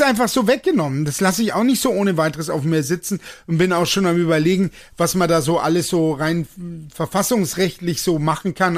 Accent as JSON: {"language": "German", "country": "Germany", "said": "ich bin Deutscher"}